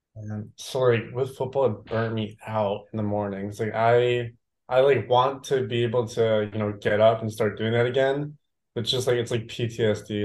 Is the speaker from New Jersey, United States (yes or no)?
yes; New Jersey, United States; moved away as an adult; now in Austin, United States; growing up in Jersey